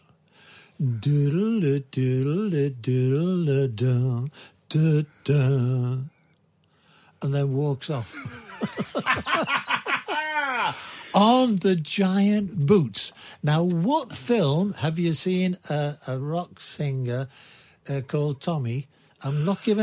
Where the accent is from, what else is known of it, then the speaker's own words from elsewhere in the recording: Liverpool, North West England, United Kingdom; I am from the centre of the universe, Liverpool